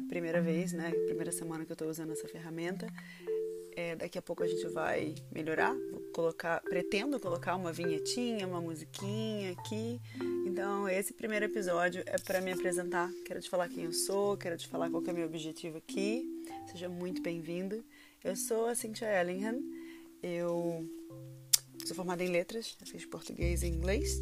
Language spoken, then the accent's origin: Portuguese; Rio de Janeiro, Brazil; now in London, United Kingdom; eu sou Carioca em London